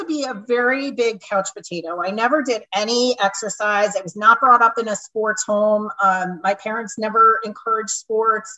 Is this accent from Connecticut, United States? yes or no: yes; right outside of Hartford, central Connecticut, United States; moved away as an adult; also born or lived in Rhode Island; now in Wilmington, United States; I grew up in Connecticut, in central Connecticut, right outside of Hartford.